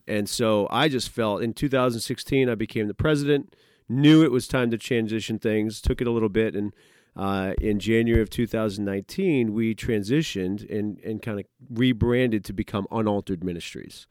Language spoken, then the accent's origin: English; New England, United States; moved away as an adult; now in Pennsylvania, United States; I grew up in New England, uh, went to Grove City College, so moved down here